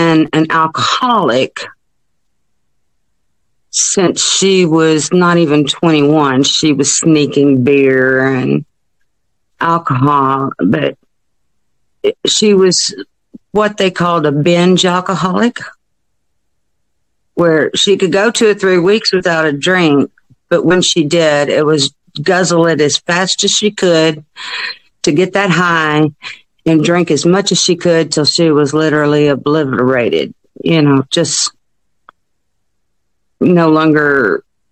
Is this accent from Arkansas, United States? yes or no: yes; Hot Springs, Arkansas, United States; I'm from Hot Springs